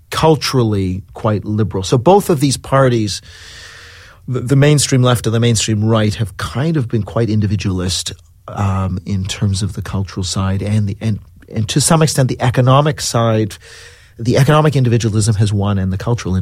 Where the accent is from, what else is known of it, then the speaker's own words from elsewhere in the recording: Canada; now in London, United Kingdom; I'm Canadian, which is why I don't sound British